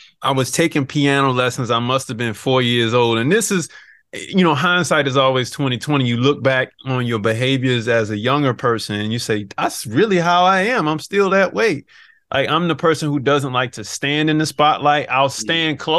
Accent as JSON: {"language": "English", "town": "Savannah", "region": "Georgia", "country": "United States", "also_born_or_lived": "Phoenix, Arizona", "moved": "yes", "lives_now": "Atlanta, United States", "said": "I'm from Savannah, Georgia"}